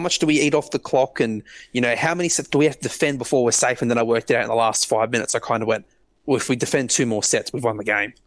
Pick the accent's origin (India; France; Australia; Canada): Australia; I'm Australian